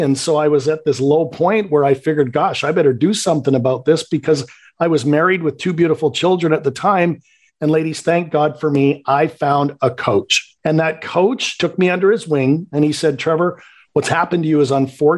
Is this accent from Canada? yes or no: yes; Canada; accent: Canadian; I'm born and raised in Canada. So if you detect a little bit of a Canadian accent, you'll know why.